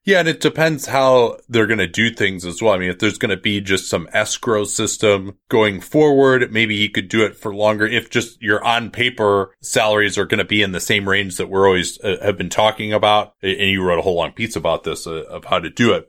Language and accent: English; Berkeley, California, United States; my hometown of Berkeley, California